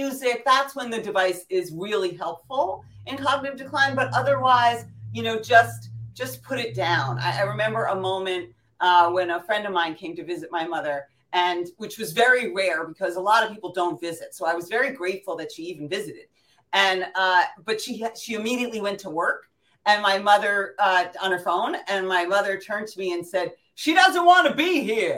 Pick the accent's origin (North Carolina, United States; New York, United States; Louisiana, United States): New York, United States; New York City; I'm from New York City